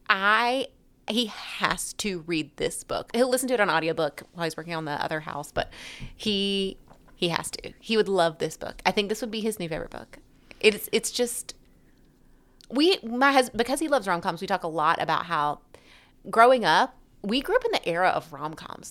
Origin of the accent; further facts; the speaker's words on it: Alabama, United States; accent: Alabama; my lovely Alabama accent